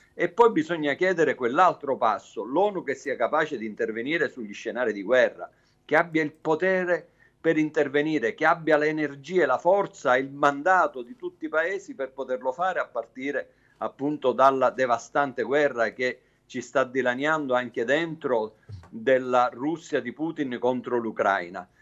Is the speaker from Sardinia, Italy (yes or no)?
no; Sicily, Italy; lo dico da siciliano